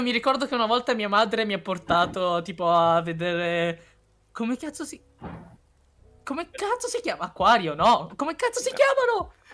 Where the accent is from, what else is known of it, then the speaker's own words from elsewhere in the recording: China; Esatto, io, io sono cinese, ho il culo, ho il culo dalla mia parte